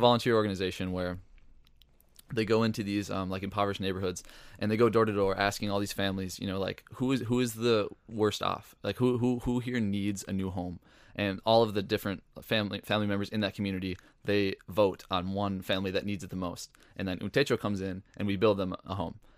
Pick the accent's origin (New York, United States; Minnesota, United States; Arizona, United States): Minnesota, United States; Northfield; I grew up in Northfield, Minnesota